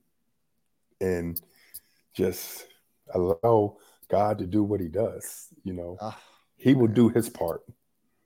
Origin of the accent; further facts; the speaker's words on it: Youngstown, Ohio, United States; also born or lived in Toronto, Ohio; I was born and raised in Youngstown, Ohio